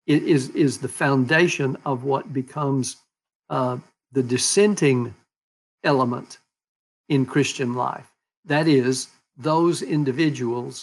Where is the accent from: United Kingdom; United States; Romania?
United States; Texas; When I was growing up in Texas, witness as a Baptist was something you did in order to call people to conversion